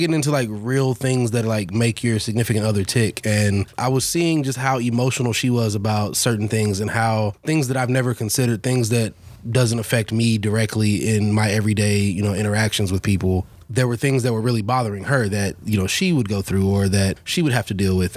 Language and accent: English; Dallas, Texas, United States; I grew up here in Dallas, South Dallas, between like Madison and Lincoln High School, so the hood